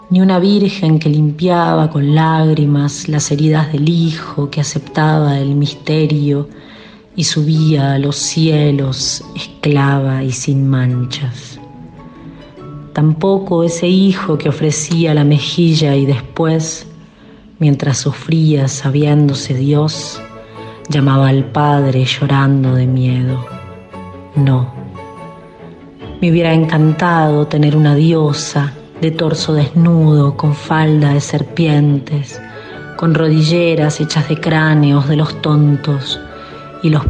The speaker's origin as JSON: {"language": "Spanish", "region": "La Pampa", "country": "Argentina", "tie": "born or raised there", "moved": "yes", "lives_now": "Costa Rica", "said": "de La Pampa, pero ahora viviendo en Costa Rica."}